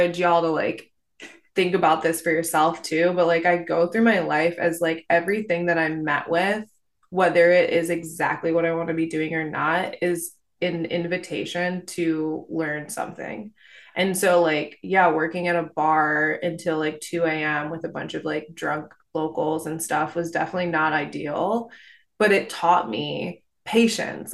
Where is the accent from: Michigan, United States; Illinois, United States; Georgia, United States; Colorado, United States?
Michigan, United States; Detroit; also born or lived in Tahoe; now in Vermont, United States; I grew up in Detroit